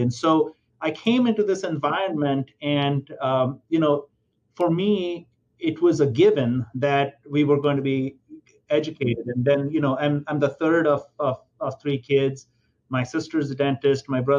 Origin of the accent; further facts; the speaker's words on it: India; I was born and raised in India